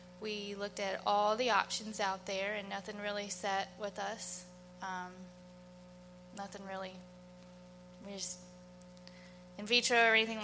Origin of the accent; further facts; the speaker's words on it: Arbondale, United States; We're from Arbondale. We graduated from Arbondale High School